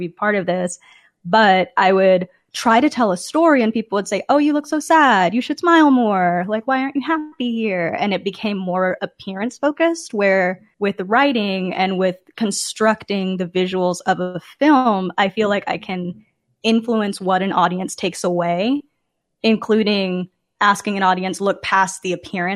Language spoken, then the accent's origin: English; Dallas, Texas, United States; moved away as an adult; also born or lived in Chicago, Illinois; now in Kansas City, United States; I was coming from Dallas, Texas, where I had grown up